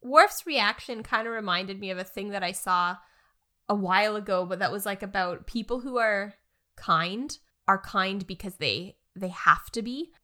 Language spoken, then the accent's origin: English; Canada; as a Canadian